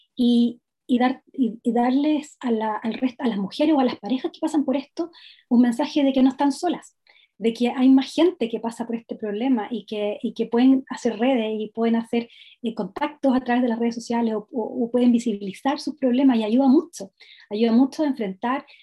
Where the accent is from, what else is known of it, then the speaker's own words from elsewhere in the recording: Los Ángeles, Biobío, Chile; moved away as an adult; also born or lived in Temuco / London; yo soy de la ciudad de Los Ángeles, que está una, ciudad muy cerca de Temuco